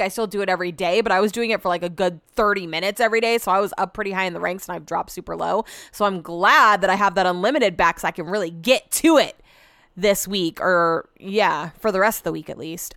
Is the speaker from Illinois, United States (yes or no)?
no; California, United States; growing up in California